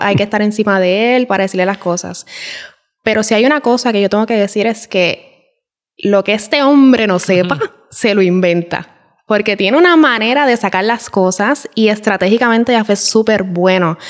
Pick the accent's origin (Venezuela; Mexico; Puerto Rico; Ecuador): Puerto Rico; moved away as an adult; En Puerto Rico estamos acostumbrados, por lo menos mi familia, a estar siempre en Yuntá